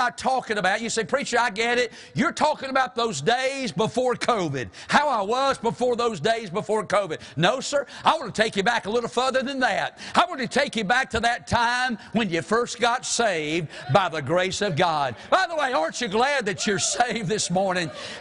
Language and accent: English; the South, United States; we're from the South